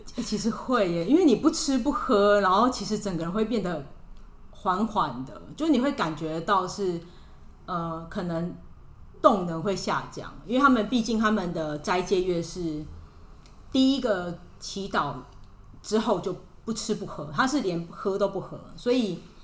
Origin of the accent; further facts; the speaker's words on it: Taiwan; moved away as an adult; now in Jakarta, Indonesia; 我是台湾人